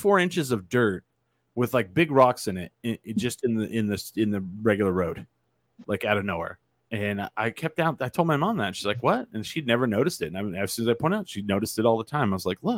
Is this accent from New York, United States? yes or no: no; Clovis, New Mexico, United States; also born or lived in Grady, New Mexico; I grew up in Clovis, New Mexico, for the first 15 years of my life